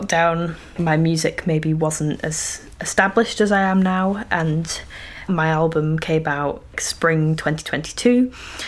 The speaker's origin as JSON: {"language": "English", "area": "Yorkshire Dales", "region": "Yorkshire and the Humber", "country": "United Kingdom", "tie": "born or raised there", "moved": "yes", "said": "grew up really rurally in the Yorkshire Dales"}